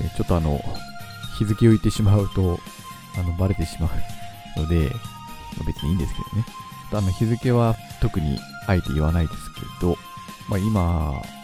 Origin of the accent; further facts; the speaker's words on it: Kitami, Hokkaido, Japan; now in Sapporo, Japan; 私があの生まれ育った北見市っていうところ